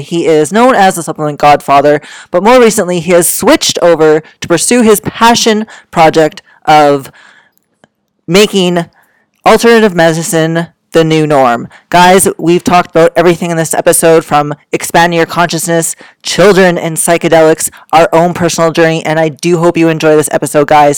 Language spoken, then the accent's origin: English; Canada; being that I am from Canada myself